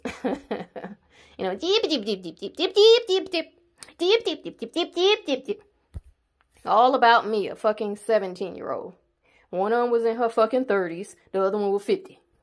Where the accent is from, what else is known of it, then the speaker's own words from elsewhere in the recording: the South, United States; I'm from the South